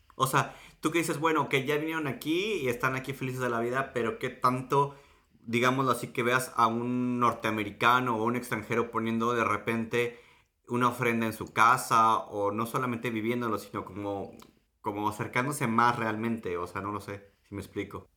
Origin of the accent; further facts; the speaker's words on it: Mexico City, Mexico; moved away; yo soy de la Ciudad de México